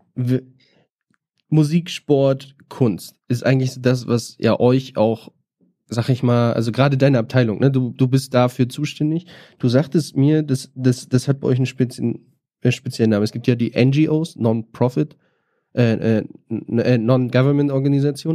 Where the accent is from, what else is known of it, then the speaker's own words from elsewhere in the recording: Northern Germany, Germany; now in Berlin, Germany; ich komme ja auch aus dem Norden, kenne das aus Hamburg